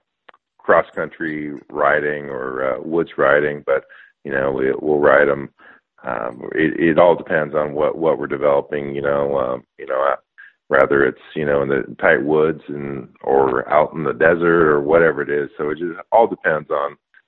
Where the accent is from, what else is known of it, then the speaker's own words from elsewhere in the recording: Northern California, United States; we grew up in Northern California where we had a little bit of land